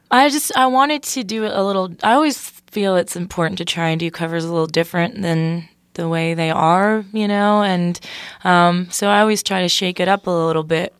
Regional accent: Toronto, Ontario, Canada; moved away as an adult; now in Nashville, United States; I'm from Toronto

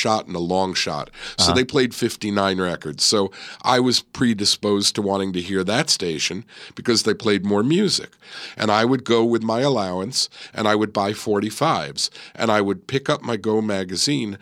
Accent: New York City, New York, United States; now in Los Angeles, United States; I grew up in a small, in a suburb of New York City, the borough of Queens, and a town called Forest Hills

